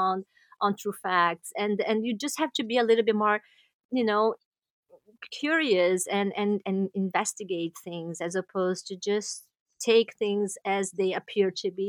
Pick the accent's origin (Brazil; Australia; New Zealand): Brazil; moved away as an adult; now in New York City, United States; we are from Brazil